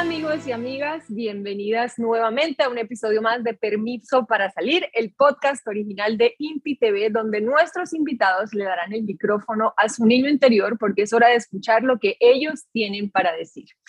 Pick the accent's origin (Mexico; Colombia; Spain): Colombia; yo soy colombiana